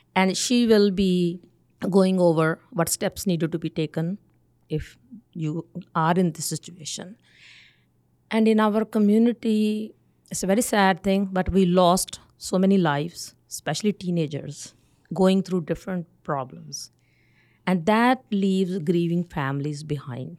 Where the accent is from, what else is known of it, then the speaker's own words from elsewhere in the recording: North India, India; moved away as an adult; now in Winnipeg, Canada; I'm from North India